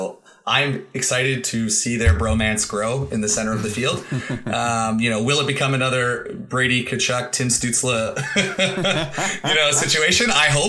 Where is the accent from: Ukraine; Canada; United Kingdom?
Canada; Nova Scotia; I went to university there. I love the city. I grew up in Nova Scotia